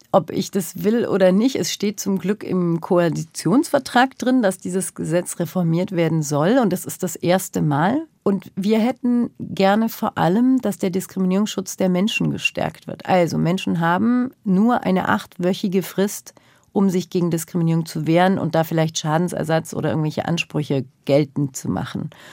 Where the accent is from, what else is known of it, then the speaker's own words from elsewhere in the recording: Germany; ich bin als solches in den 80er, 90er Jahren in Deutschland groß geworden